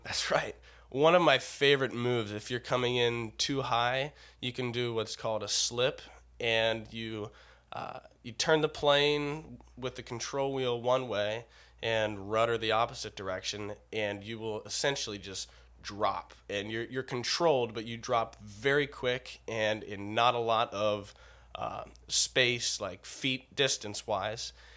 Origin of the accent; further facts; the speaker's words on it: United States; I'm an American citizen